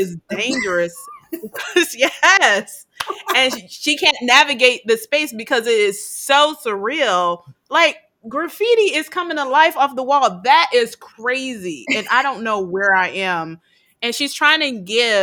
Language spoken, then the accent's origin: English; Gary, Indiana, United States; I grew up in Gary, Indiana, which has been murder capital of the world several times.